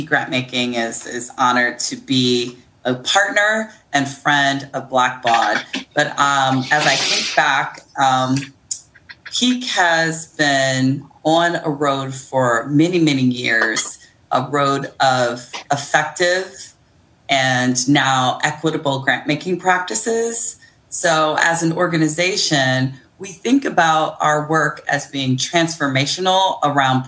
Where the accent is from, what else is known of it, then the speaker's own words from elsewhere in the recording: Akron, Ohio, United States; now in Baltimore, United States; I'm originally from Akron, Ohio, but I make my home in Baltimore on Piscataway land